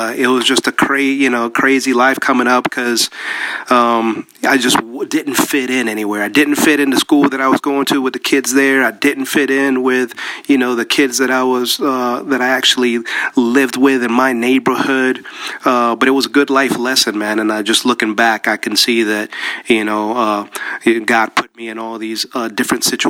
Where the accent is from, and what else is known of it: United States; born or raised there; English is a second language; also born or lived in Panama